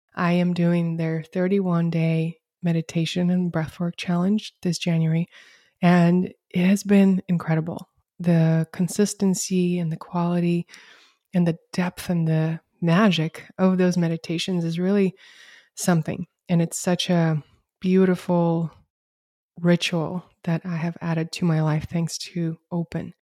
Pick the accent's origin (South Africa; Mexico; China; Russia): Russia; moved away as an adult; also born or lived in Canberra, Australia; now in United States; We moved from Russia, where I'm originally from, to Canberra